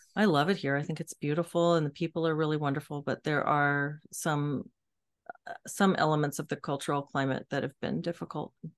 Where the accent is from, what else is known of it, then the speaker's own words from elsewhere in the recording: Texas, United States; also born or lived in Seattle, Washington; now in Washington, United States; I'm a Texan